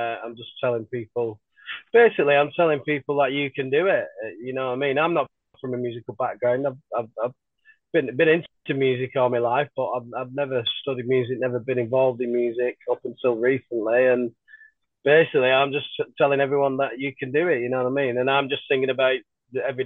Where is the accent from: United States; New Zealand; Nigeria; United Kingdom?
United Kingdom; Bolton, North West England; I grew up in Bolton, born and bred in Bolton